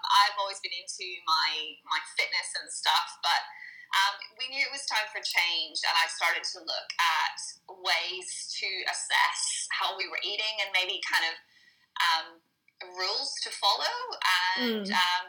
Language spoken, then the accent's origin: English; Northern Ireland, United Kingdom; moved away as an adult; now in Australia; So I'm not originally from Australia, which might be a little apparent from my weird accent. It's getting there. It's getting more Australian. I'm originally from Northern Ireland, and I came out to Australia as a backpacker coming up to 10 years now.